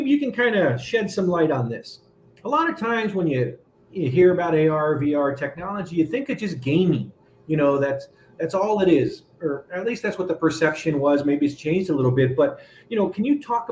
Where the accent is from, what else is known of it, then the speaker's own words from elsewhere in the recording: California, United States; I grew up in California